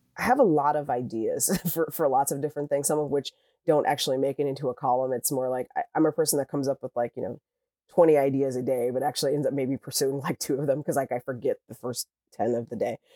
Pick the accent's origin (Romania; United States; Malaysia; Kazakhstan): United States; Cleveland, Ohio; moved away as an adult; also born or lived in Indianapolis, Indiana / Sacramento, California; now in Los Angeles, United States; I'm actually from the Midwest. Um, I actually from Cleveland, Ohio. Well, a suburb outside of Cleveland, Ohio.